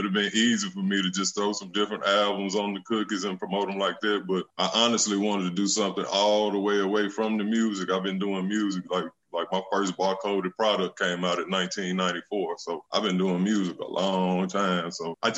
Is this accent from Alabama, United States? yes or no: yes; Muscle Shoals, Alabama, United States; I'm from Muscle Shoals, Alabama, right here in the Shoals